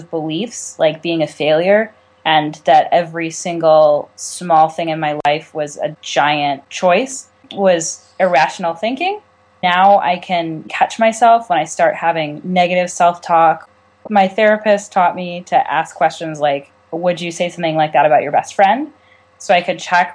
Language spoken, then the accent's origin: English; California, United States; I'm from California.